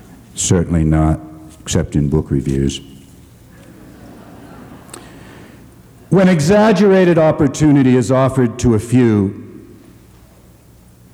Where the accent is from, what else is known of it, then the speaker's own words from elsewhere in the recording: Boston, Massachusetts, United States; the segregated schools of Boston, my hometown